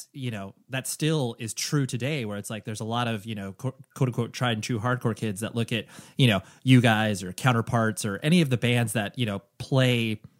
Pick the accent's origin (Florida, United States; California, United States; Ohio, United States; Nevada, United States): California, United States; I'm from Southern California